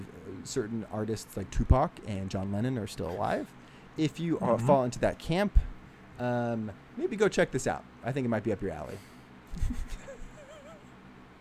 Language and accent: English; Bay Area, California, United States; I grew up around the Bay Area and I work in the Bay Area